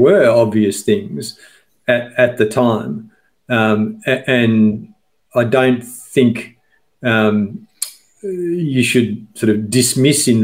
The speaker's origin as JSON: {"language": "English", "region": "Victoria", "country": "Australia", "tie": "born or raised there", "said": "I grew up in Victoria, and as a kid in the late 70s and early 80s, if you went to coastal towns in Victoria"}